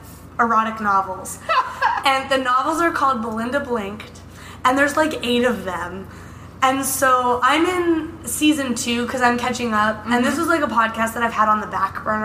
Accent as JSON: {"language": "English", "country": "United States", "said": "as an American"}